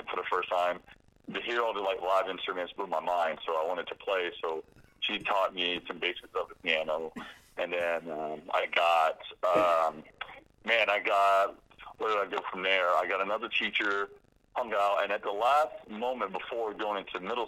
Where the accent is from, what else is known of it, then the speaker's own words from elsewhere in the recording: Jacksonville, Florida, United States; I am born in Jacksonville, born and raised Duval for life